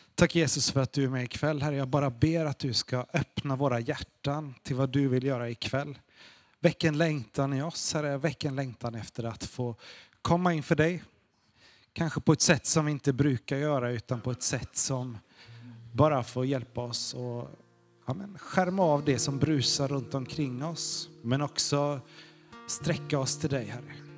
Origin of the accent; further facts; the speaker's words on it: Sweden; Vi är ju svenskar